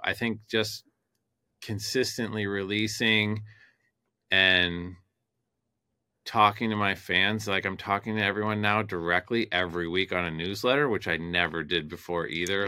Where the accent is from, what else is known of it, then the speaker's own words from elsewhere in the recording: Detroit, Michigan, United States; moved away; I'm from Detroit originally